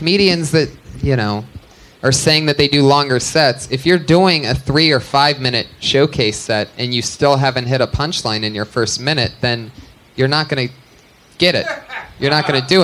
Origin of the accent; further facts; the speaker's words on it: Youngstown, Ohio, United States; I'm from Youngstown, Ohio